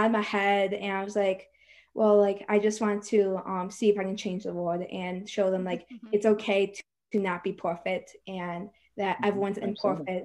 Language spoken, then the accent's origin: English; Michigan, United States; I'm from Michigan